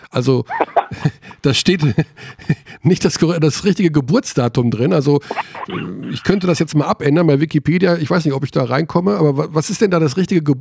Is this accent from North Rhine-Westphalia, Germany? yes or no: yes; Hagen, North Rhine-Westphalia, Germany; oh, ich komme aus Hagen.